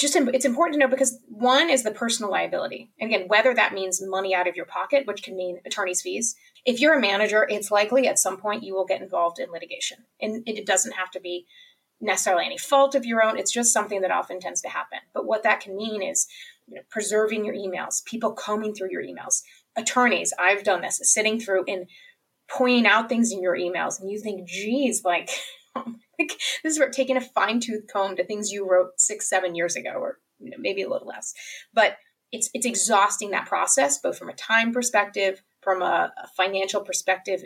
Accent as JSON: {"language": "English", "region": "Kentucky", "country": "United States", "said": "I'm from Kentucky"}